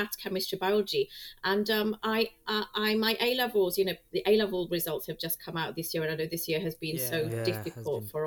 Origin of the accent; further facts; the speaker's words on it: Preston, North West England, United Kingdom; moved away as an adult; also born or lived in Cardiff; I grew up in Preston in Lancashire